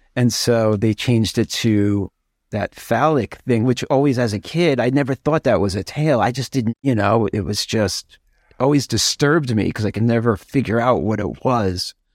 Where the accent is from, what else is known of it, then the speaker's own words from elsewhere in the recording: New York, United States; I'm from New York.